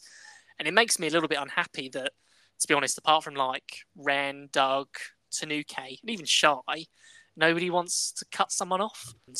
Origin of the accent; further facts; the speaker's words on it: Midlands, United Kingdom; We're two friends from the Midlands